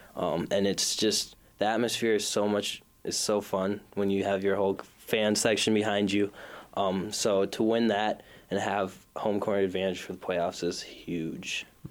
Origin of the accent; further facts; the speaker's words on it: Minneapolis, Minnesota, United States; I am from South Minneapolis, so short drive here. Um, grew up in South Minneapolis.